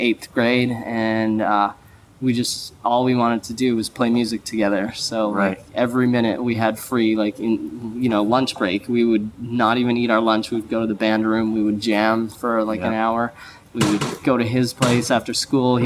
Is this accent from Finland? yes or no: no; Smithers, British Columbia, Canada; moved away; also born or lived in Quesnel, British Columbia; I'm actually Canadian. I was born on the west coast of Canada in a town that probably no one's ever heard of. It's called Quesnel, and it's in British Columbia. And then moved up to a town called Smithers, which is even farther up north